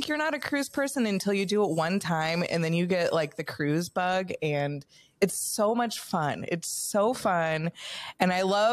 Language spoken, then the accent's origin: English; California, United States; I'm born and raised in California